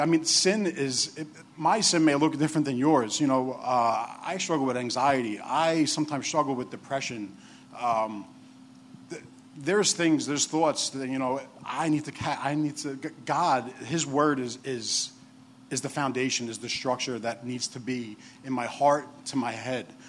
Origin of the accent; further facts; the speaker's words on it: New York City, New York, United States; I'm the other big guy from New York. I'm from Staten Island, where the dump is.